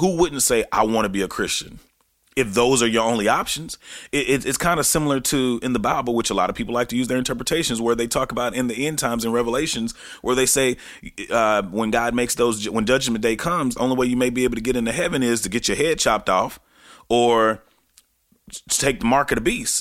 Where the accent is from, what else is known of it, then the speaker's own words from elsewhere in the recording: Texarkana, Texas, United States; back in Texarkana, Texas, which is my hometown